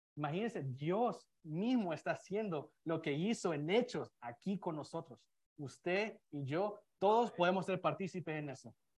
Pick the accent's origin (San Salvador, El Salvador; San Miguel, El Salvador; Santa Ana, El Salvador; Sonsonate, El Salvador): San Salvador, El Salvador; now in United States; yo soy de Salvador, soy de la capital